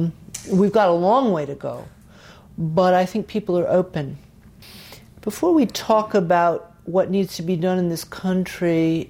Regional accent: the South, United States; Because I grew up in the South, they were my heroes.

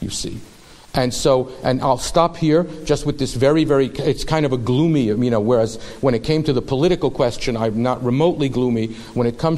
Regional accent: United States; us as American Jews

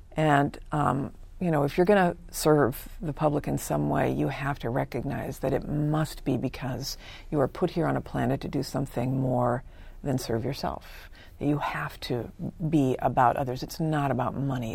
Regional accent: California, United States; also born or lived in Vancouver, British Columbia, Canada / Michigan; I was born in Vancouver, British Columbia, Canada, but came to the U S with my parents when I was four. And, um, and we moved to Southern California and then to Northern California

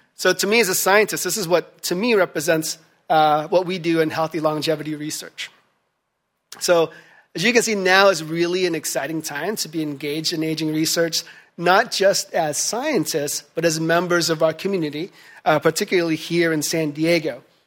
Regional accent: Philippines; moved away; my home country of the Philippines

